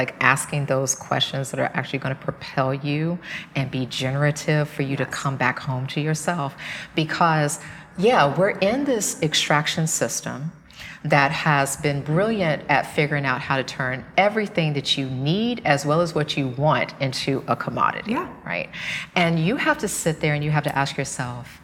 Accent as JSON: {"language": "English", "region": "the South", "country": "United States", "tie": "born or raised there", "said": "I grew up in the South."}